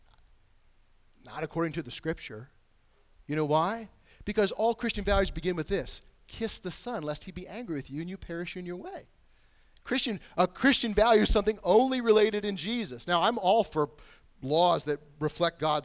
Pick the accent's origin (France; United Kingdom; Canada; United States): United States; my national heritage, either as an American or my lineage from Britain and Germany.